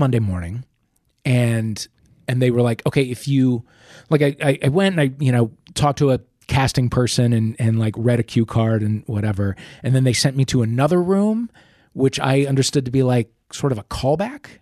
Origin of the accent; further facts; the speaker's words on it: St. Louis, Missouri, United States; moved away as an adult; also born or lived in New York; I grew up in Saint Louis